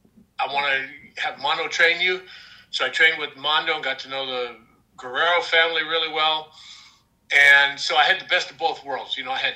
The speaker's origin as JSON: {"language": "English", "town": "Saskatoon", "region": "Saskatchewan", "country": "Canada", "tie": "born or raised there", "said": "I grew up in Saskatoon, Saskatchewan."}